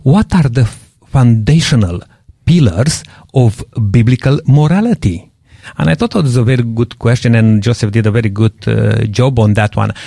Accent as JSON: {"language": "English", "country": "Romania", "moved": "yes", "said": "I'm coming from Romania"}